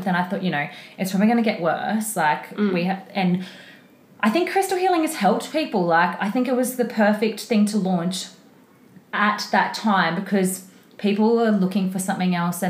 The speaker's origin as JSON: {"language": "English", "town": "Brisbane", "region": "Queensland", "country": "Australia", "tie": "born or raised there", "said": "So I'm from Brisbane, born in Brisbane, still in Brisbane."}